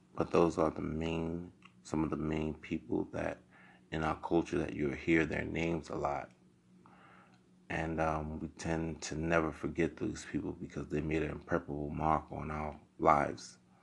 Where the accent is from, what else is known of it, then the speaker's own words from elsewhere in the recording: New York City, New York, United States; growing up in Crown Heights